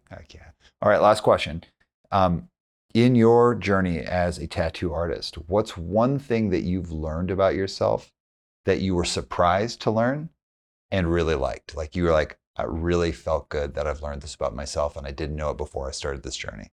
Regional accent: Calgary, Alberta, Canada; I grew up in Calgary

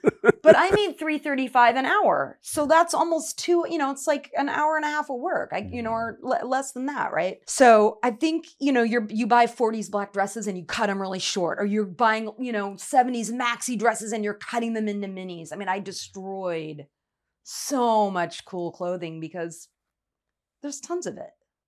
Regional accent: Omaha, Nebraska, United States; now in Seattle, United States; I'm from Omaha, Nebraska, and I moved to Seattle in 1988.

